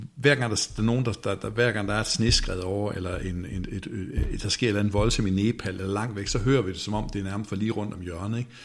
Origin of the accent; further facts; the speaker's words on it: Denmark; som danskere